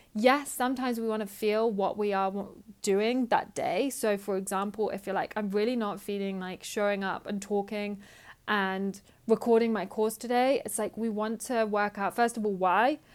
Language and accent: English; United Kingdom; I'm British